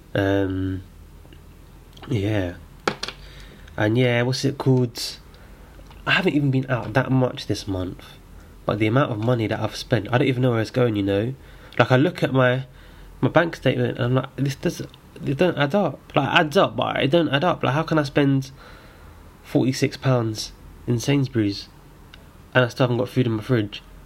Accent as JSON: {"language": "English", "region": "London", "country": "United Kingdom", "said": "I'm from Islington"}